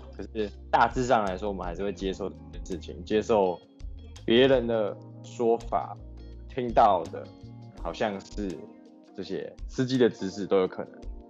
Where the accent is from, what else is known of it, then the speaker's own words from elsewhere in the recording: Taiwan; 我们台湾人